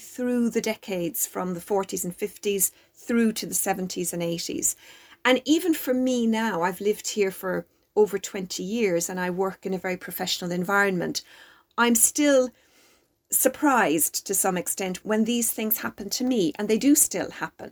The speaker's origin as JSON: {"language": "English", "country": "Ireland", "moved": "yes", "lives_now": "United Kingdom", "said": "we are Irish citizens"}